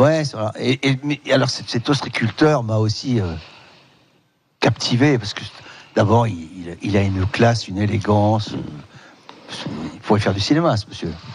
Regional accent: Morlaix, Brittany, France; j'ai grandi à Morlaix aussi

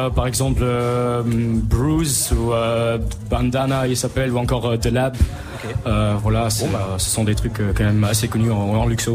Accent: Luxembourg; j'ai 19 ans, je suis du Luxembourg

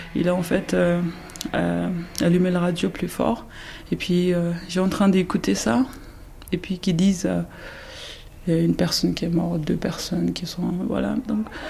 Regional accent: India; moved away as an adult; now in France; je suis née en Inde. J'ai grandi en Inde jusqu'à 19 ans.

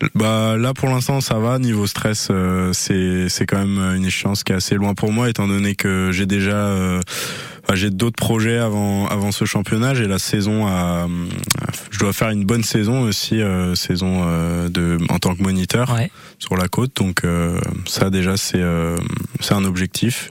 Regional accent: Brittany, France; moved away as an adult; now in Anglet, France; Je viens de Bretagne

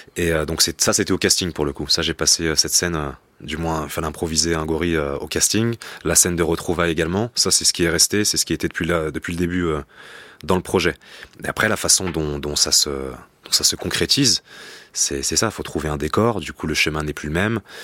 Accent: Rennes, Brittany, France; on vient du sud de Rennes, voilà, donc c'est on est entouré de, béton

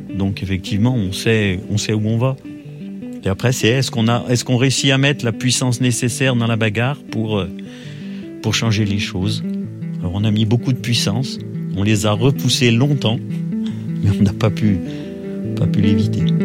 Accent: Roche-la-Molière, Auvergne-Rhône-Alpes, France; Je suis né à Roche-la-Molière dans la Loire

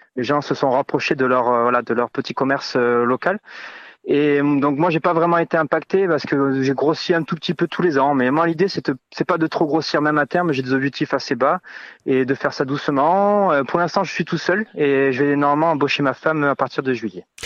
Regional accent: Landes, Nouvelle-Aquitaine, France; moved away as an adult; also born or lived in Paris / South America; now in Vielle-Soubiran, France; j'ai quitté les Landes pour travailler un petit peu à Paris

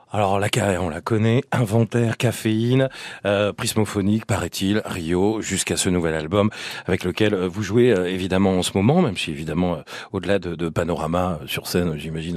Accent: Auvergne-Rhône-Alpes, France; Je suis auvergnat

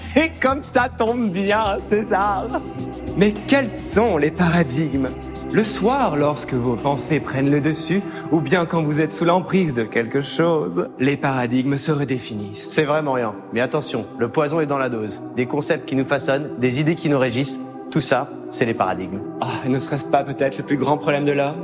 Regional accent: France; comme on est français

